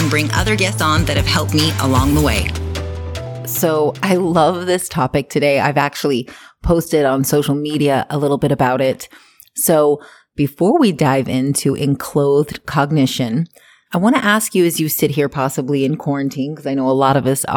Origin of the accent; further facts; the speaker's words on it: Hawaii, United States; moved away as an adult; now in Canada; I grew up in Hawaii